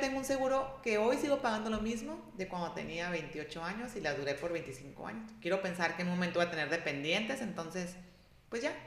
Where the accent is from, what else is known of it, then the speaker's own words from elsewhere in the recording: Ciudad Obregón, Sonora, Mexico; soy de aquí de Obregón